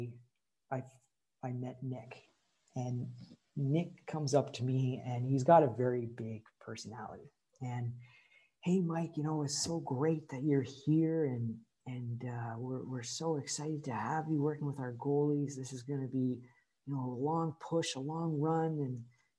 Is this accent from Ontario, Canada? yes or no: yes; Courtice, Ontario, Canada; also born or lived in Saint-Bruno, Quebec, Canada; when we moved to Curtis, Ontario, which is, you know, it's a 9-iron to Oshawa. It's just right on the border of it. So I grew up, you know, in that area.